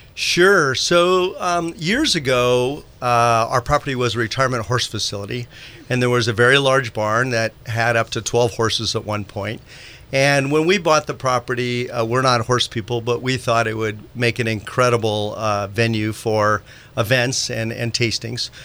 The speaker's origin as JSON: {"language": "English", "area": "Marin County", "region": "California", "country": "United States", "tie": "born or raised there", "also_born_or_lived": "Santa Rosa, California / Silicon Valley", "said": "I'm a uh, Santa Rosa born boy uh, here at Memorial Hospital. I grew up in Marin County"}